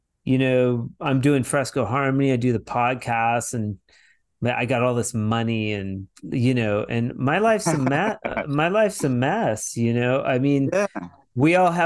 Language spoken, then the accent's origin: English; Vancouver, Washington, United States; moved away as an adult; I'm from Vancouver, Washington, originally